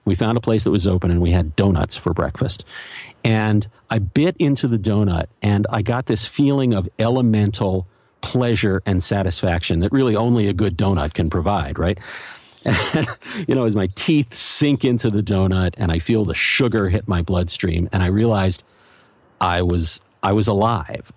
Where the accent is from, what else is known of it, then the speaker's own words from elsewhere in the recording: Philadelphia, Pennsylvania, United States; also born or lived in New York; now in Los Angeles, United States; I grew up in Philadelphia